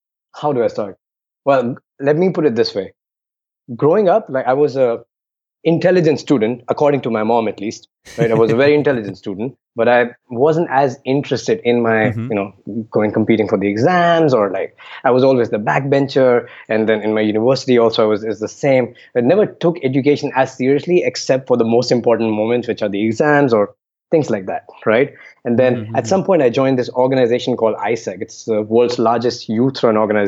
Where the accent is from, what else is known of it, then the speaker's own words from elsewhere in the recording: Delhi, India; I grew up in Delhi, which means arrogant for no reason